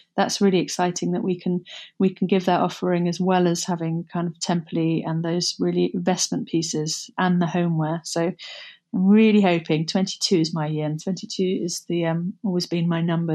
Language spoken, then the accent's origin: English; Somerset, South West England, United Kingdom; moved away; also born or lived in London; Growing up in Somerset was um, bucolic. It was, uh, we were, grew up in the middle of nowhere on a, a cider farm overlooking the Somerset levels.